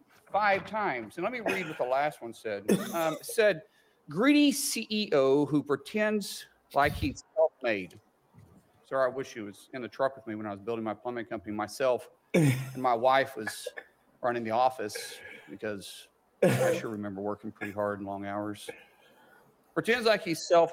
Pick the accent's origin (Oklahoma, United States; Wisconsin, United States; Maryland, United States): Oklahoma, United States; I'm a guy from Oklahoma first.